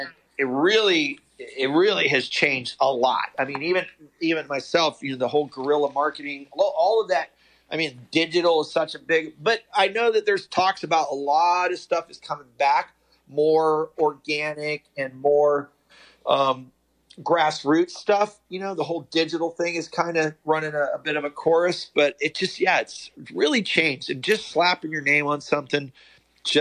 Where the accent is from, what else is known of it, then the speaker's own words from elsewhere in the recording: Connellsville, Pennsylvania, United States; I was a hillbilly from Connellsville, Pennsylvania